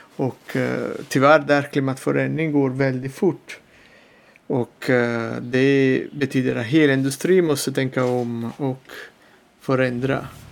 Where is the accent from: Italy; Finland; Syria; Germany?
Italy; Salerno, Campania; Swedish is a second language; moved away as an adult; also born or lived in Tuscany; now in Gotland, Sweden; min pappa planterade en liten vingård i, utanför Salerno där jag kommer ifrån i södra Italien